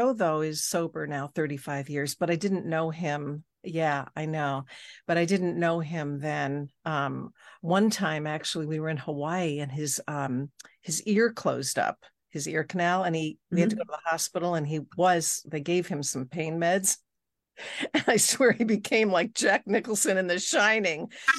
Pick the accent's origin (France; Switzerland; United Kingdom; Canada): Switzerland; moved away; also born or lived in Los Angeles, California, United States; I was born in Switzerland. I mean, I was born in LA, but grew up